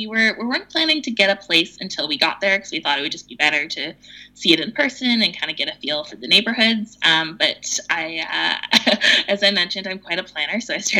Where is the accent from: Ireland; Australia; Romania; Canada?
Canada; Vancouver, British Columbia; We're from Vancouver, which is pretty high cost of living.